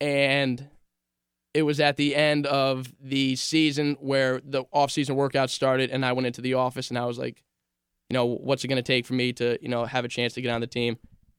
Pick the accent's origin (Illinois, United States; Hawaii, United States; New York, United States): New York, United States; Loudonville; I'm from Loudonville. I mentioned earlier, Sienna's in Loudonville, and I live in Loudonville as well.